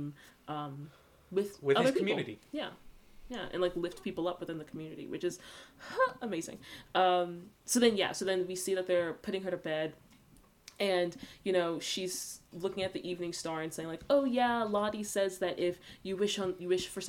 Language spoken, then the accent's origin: English; the South, United States; we're all from the South